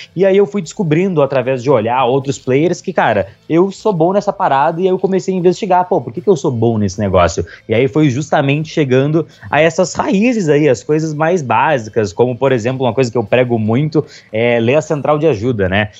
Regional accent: Pelotas, Rio Grande do Sul, Brazil; moved away as an adult; now in Londrina, Brazil; nasci no Rio Grande do Sul, fazia faculdade lá

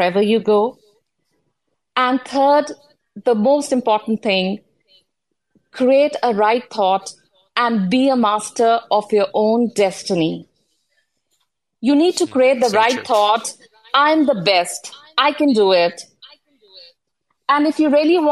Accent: New Delhi, Delhi, India; now in Bangkok, Thailand; I'm originally from New Delhi, India, settled in Bangkok, Thailand.

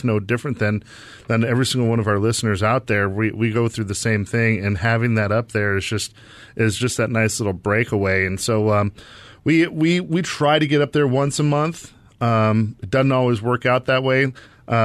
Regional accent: Arizona, United States; So, I was born and raised here in the Valley.

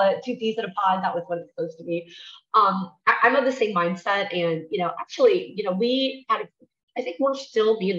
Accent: Nebraska, United States; now in Texas, United States; I'm from Nebraska

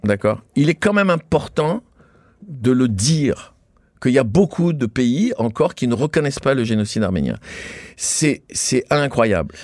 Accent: Tunisia; now in France; Je viens, je suis né en Tunisie, je suis arrivé en France.

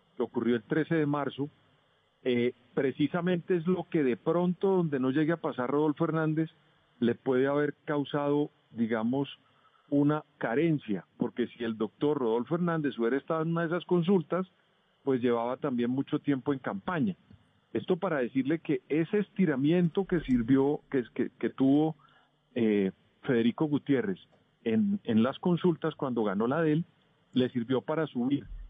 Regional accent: Colombia; como colombiano

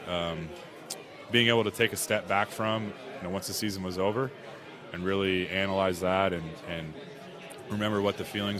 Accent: West Coast, United States; moved away as an adult; now in Philadelphia, United States; I grew up on the West Coast

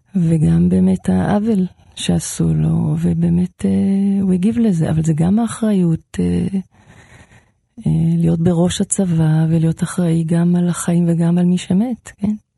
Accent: Israel; בקיבוץ שאני גדלתי בו

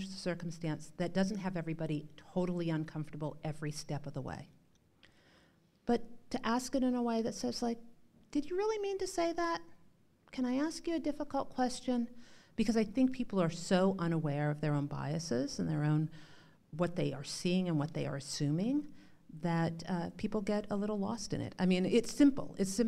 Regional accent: North Dakota, United States; And growing up in North Dakota, what I will say is I learned to challenge people's norms about what they thought they were saying

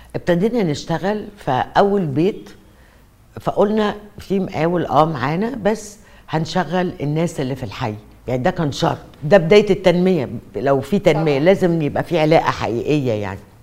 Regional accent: Egypt; مئات المباني عندنا في مصر

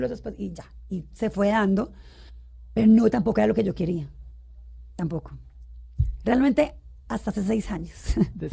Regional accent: Bogotá, Colombia; also born or lived in Cali; Mi mamá es caleña. Yo también, de hecho, pues solo nací. Siempre he vivido aquí en Bogotá

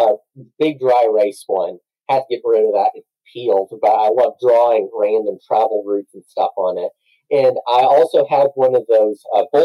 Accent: Texas, United States; as a Texan

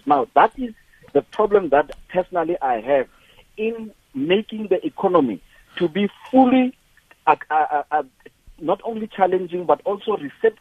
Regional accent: South Africa; as a black entrepreneur, as a South African, I'm very patriotic

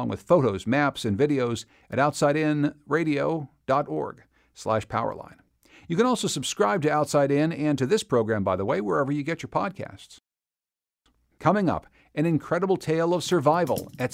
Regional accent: Western Pennsylvania and West Virginia, United States; now in New Hampshire, United States; the place where I grew up in Western Pennsylvania and West Virginia

